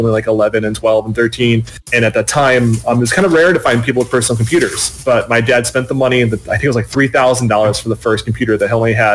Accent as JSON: {"language": "English", "region": "Indiana", "country": "United States", "moved": "yes", "lives_now": "Michigan, United States", "said": "I'm originally from Indiana"}